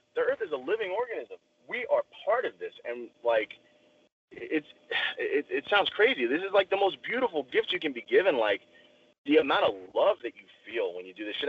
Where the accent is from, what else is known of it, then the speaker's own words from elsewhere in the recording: outside New York City, United States; now in Indiana, United States; I grew up outside New York City